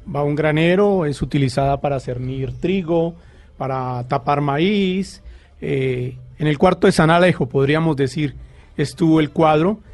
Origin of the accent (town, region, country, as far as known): Colombia